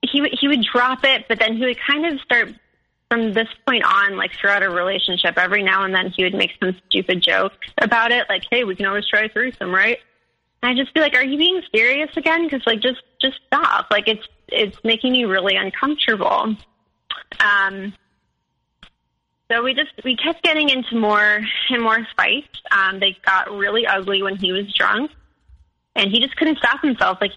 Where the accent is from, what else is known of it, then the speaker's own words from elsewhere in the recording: Midwest, United States; And so like I'm from the Midwest, like we you know, like that that kind of spirituality just isn't like really in our culture.